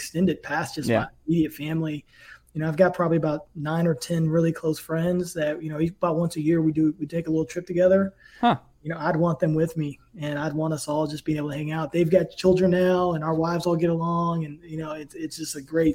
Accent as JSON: {"language": "English", "area": "Tidewater", "region": "Virginia", "country": "United States", "tie": "born or raised there", "also_born_or_lived": "New Kent, Virginia", "said": "I grew up in Tidewater in Virginia"}